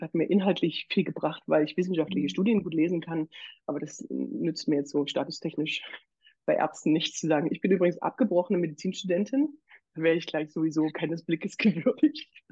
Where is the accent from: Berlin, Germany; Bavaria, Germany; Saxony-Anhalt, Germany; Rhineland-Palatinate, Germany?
Saxony-Anhalt, Germany; Bitterfeld; now in Leipzig, Germany; ich bin ja Sozialpädagogin und komme aus Bitterfeld